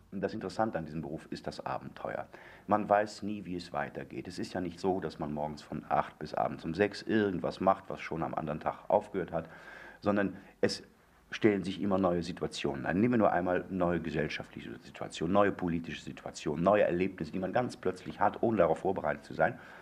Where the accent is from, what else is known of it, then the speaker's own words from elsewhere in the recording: Moers, North Rhine-Westphalia, Germany; moved away; ich bin also das, das Mörser Kulturei